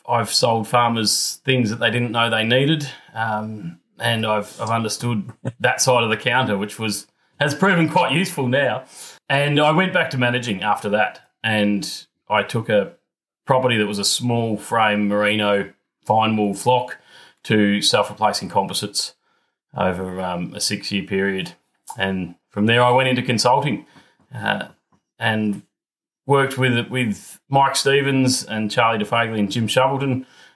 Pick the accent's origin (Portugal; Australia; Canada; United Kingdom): Australia; Geelong, Victoria; I grew up in Geelong, so not on a farm.